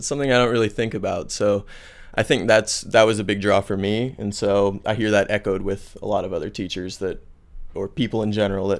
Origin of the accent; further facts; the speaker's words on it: Midwest, United States; now in Santiago, Chile; And I'm from the Midwest in the U.S.